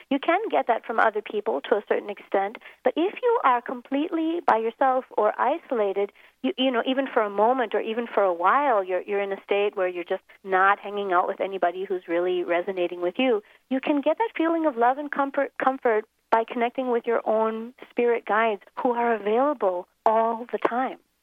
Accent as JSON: {"language": "English", "town": "Minneapolis", "region": "Minnesota", "country": "United States", "tie": "born or raised there", "moved": "as an adult", "lives_now": "South Africa", "said": "an ordinary childhood in Minneapolis, growing up in the snow"}